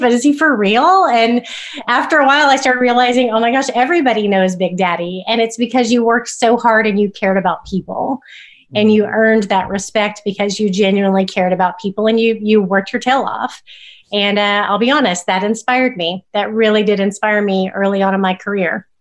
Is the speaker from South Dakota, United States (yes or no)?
no; Oklahoma, United States; growing up in Oklahoma